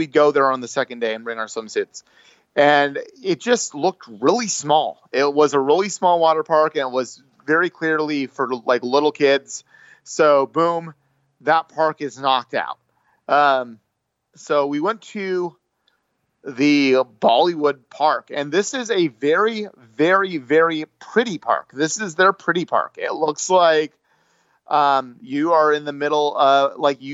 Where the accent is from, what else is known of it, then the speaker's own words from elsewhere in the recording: United States; I'm from the USA